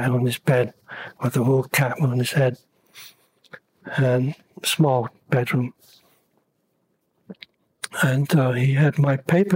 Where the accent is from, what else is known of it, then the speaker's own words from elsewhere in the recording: Copenhagen, Capital Region of Denmark, Denmark; moved away; also born or lived in London; I was born in Copenhagen